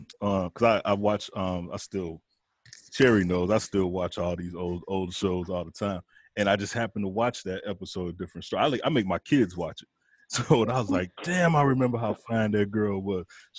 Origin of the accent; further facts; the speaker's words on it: Chicago, Illinois, United States; I'm from Chicago.